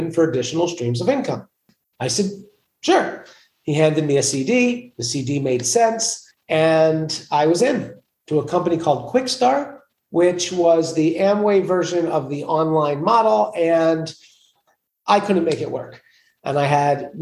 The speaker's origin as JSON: {"language": "English", "town": "New York City", "region": "New York", "country": "United States", "tie": "born or raised there", "said": "I'm from New York. I grew up in Queens, New York, a place suited for kings"}